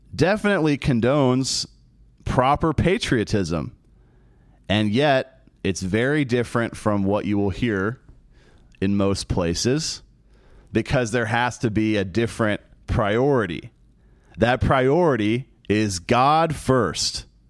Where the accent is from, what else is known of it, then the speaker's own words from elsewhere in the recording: United States; We are American the performers in Celtic Throne are American